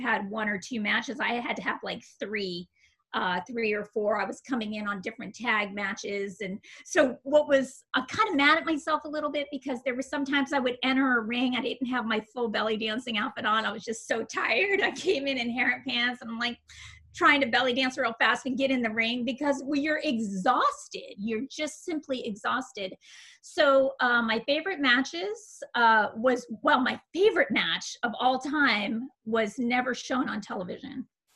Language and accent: English; Las Vegas, Nevada, United States; I'm a Vegas girl, right? Like, I grew up in Las Vegas. I got there when I was in the third grade